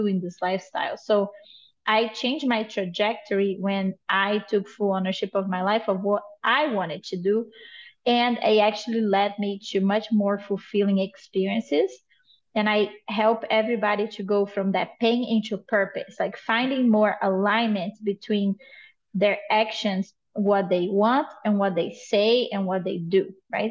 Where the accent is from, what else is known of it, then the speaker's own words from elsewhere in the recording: Brazil; moved away as an adult; now in United States; I am originally from Brazil. I live in the United States for the past 10 years.